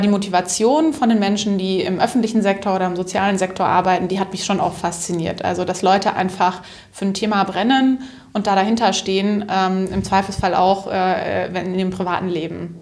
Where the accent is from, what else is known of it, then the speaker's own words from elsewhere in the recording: Upper Franconia, Bavaria, Germany; Ich bin auch total auf dem Land aufgewachsen, also so ein richtig Wo? einzelnes Haus im, im Wald. Ähm, Echt? Ähm, in, äh, genau, so ein paar Kilometer weit weg vom nächsten Tausendseelendorf in Oberfranken.